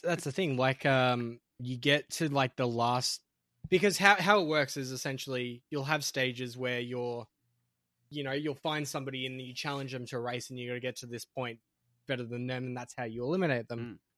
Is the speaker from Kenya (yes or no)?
no; Australia; as an Australian